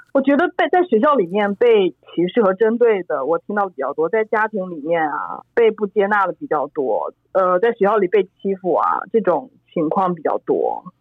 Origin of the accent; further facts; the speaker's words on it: China; 我是中国人